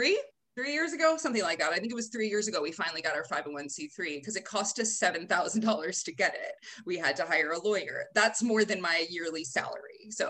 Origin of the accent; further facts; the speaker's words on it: United States; moved away as an adult; also born or lived in Vietnam; now in Hoi An, Vietnam; So starting a nonprofit there as an American with no Vietnamese skills at the time